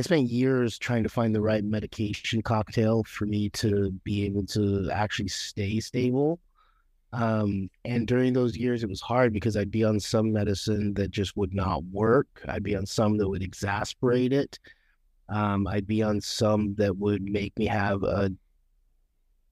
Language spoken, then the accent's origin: English; Utah, United States; moved away as an adult; now in Oregon, United States; I actually was born in Utah, and I grew up there for the first 28 years of my life